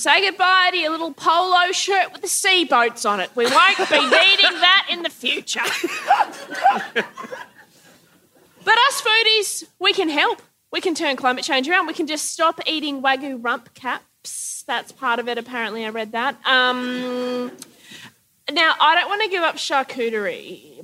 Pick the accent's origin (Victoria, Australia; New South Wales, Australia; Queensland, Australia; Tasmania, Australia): Queensland, Australia; I'm a Queenslander